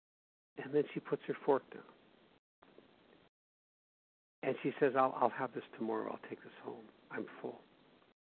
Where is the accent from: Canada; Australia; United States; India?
Canada; Winnipeg, Manitoba; my hometown of Winnipeg